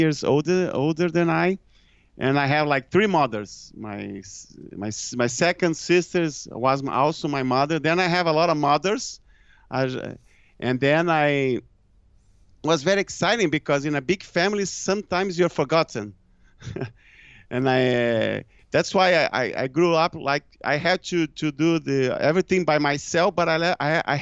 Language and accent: English; Brazil; English is a second language; I'm from Brazil